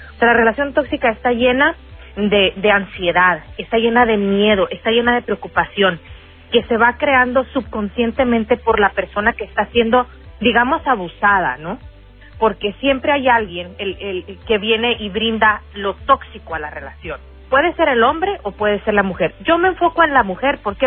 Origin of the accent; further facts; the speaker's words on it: Sonora, Mexico; accent: sonorense; now in Chicago, United States; Como decimos en Sonora, yo soy sonorense